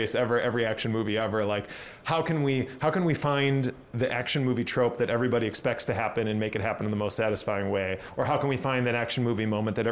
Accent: United States; I'm an American weird multimedia artist

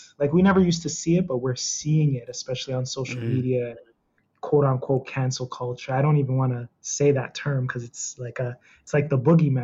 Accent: Toronto, Ontario, Canada; also born or lived in Niagara Falls; I'm from Toronto, born and raised. I was raised in Niagara Falls for a time being throughout my life, but mostly Toronto has been my home.

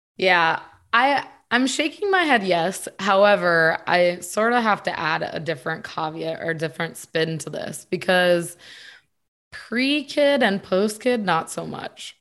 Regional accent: Connecticut, United States; moved away as an adult; also born or lived in Virginia; I'm from Connecticut, born and raised

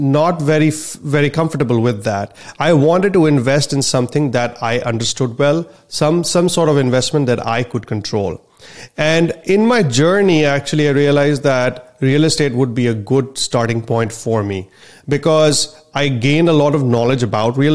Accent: India; moved away as an adult; now in United States; I'm a physician from India and my parents are physicians there as well

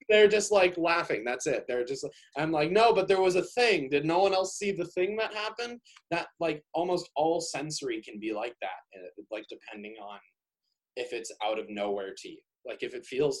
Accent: Chicago, Illinois, United States; now in Minnesota, United States; I'm just from Chicago

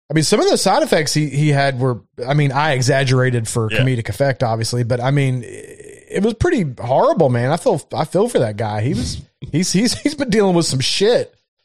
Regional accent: Ireland; I'm from Ireland. That's our beer. So I can take your Guinness.

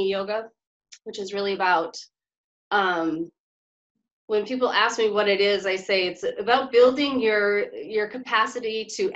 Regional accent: Bingham, Maine, United States; moved away as an adult; also born or lived in New York City; now in New York, United States; I grew up in Maine in a really small town up on a mountain. Which town? Bingham, Maine.

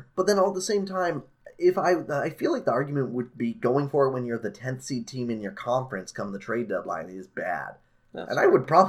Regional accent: Canada; as a Canadian.

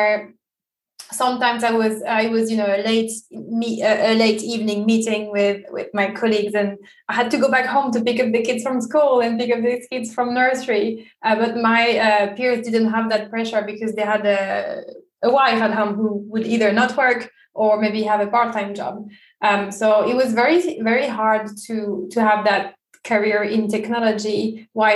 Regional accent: France; moved away as an adult; also born or lived in Italy; now in London, United Kingdom; I was born and bred in France and then I lived in Italy for a few years and now I'm currently living in the UK.

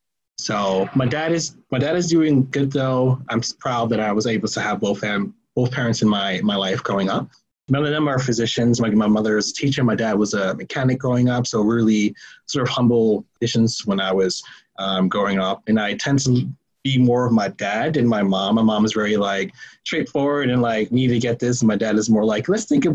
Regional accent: New York City, New York, United States; I was born in the South Bronx

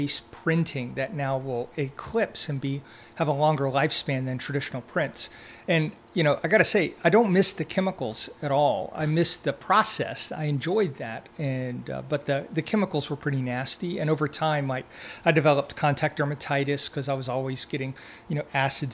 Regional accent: Deep South, United States; growing up in the Deep South with the hot summers

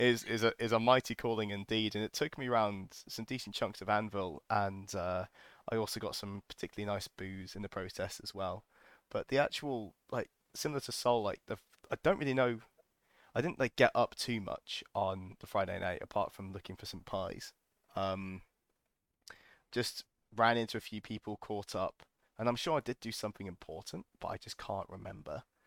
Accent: United Kingdom; we're British

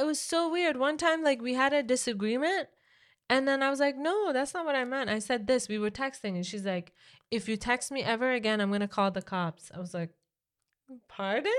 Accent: Iran; moved away; growing up in Iran

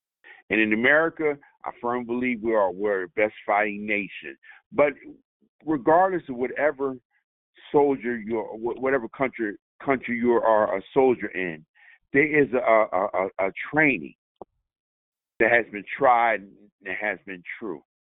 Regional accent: United States; Just like to preface my comments by saying I am an American fighting man. I am a veteran. I'm a combat veteran.

